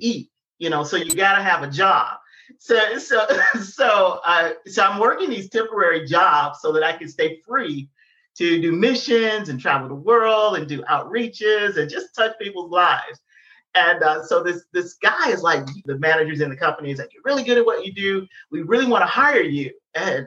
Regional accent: Detroit, Michigan, United States; I'm from Detroit

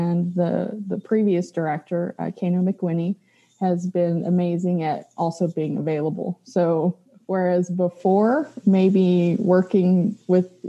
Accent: Lamesa, Texas, United States; moved away as an adult; now in Lubbock, United States; I'm a West Texas girl, so I was born and raised in La Mesa, Texas, and I came to the big city to go to school.

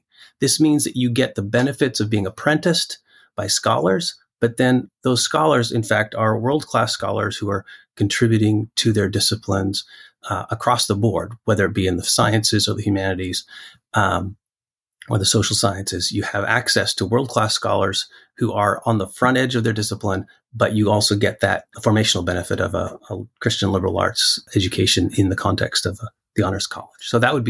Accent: Western Canada, Canada; Whereas if you live in a monoglot culture where I grew up in Western Canada, typically you didn't have to, there wasn't that external compulsion.

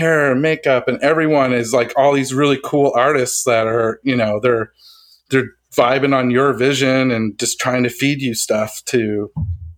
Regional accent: Halifax, Nova Scotia, Canada; also born or lived in Dartmouth, Nova Scotia; I'm from Halifax, Nova Scotia

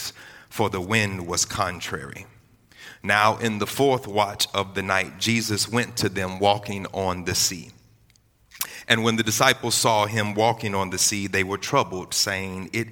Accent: Houston, Texas, United States; also born or lived in Galveston, Texas / Port Arthur, Texas; I grew up half of my life in Houston, Texas, born and raised in Galveston, went down to Port Arthur. And around the middle school time frame, we moved to Houston, Texas

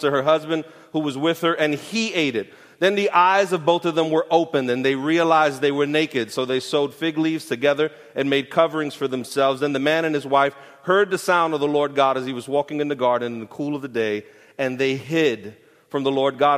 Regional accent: New York City, New York, United States; I'm from Brooklyn. I grew up near Borough Park

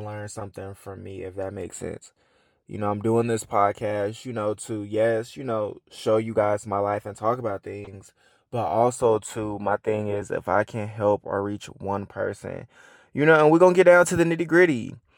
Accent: Atlanta, Georgia, United States; I am from Atlanta, born and raised.

